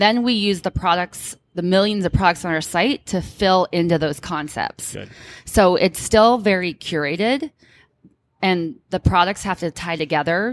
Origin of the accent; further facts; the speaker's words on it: Orange County, California, United States; now in Bay Area, United States; I'm born and raised in Orange County originally